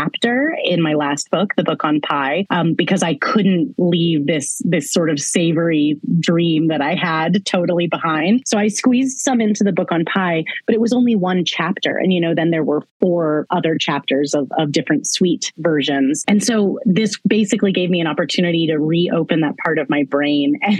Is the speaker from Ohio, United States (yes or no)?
no; Lawrence, Kansas, United States; Haskell, which is an amazing university in my hometown of Lawrence